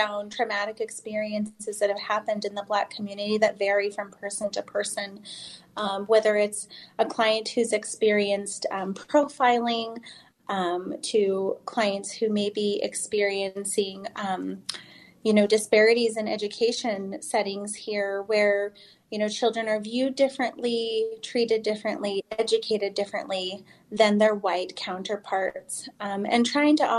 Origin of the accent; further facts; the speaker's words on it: Utah, United States; I grew up here in Utah